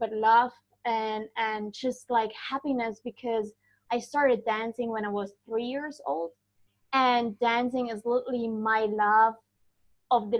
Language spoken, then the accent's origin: English; Germany; moved away; Originally, I am from Germany